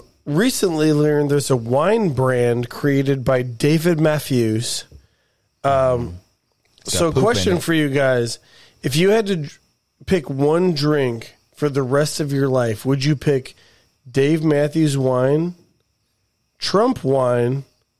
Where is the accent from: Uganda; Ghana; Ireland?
Ireland; I am Irish. Yeah.